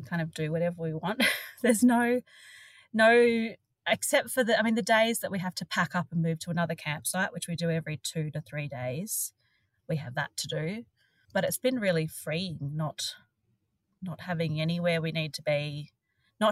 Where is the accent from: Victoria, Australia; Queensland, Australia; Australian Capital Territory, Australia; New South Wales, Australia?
New South Wales, Australia; Sydney; I was born in Sydney and have only ever travelled little bits around Australia